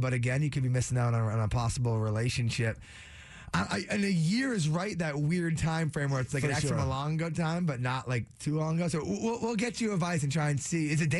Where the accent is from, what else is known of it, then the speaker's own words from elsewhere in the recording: Framingham, Massachusetts, United States; Born and raised in Framingham, Mass.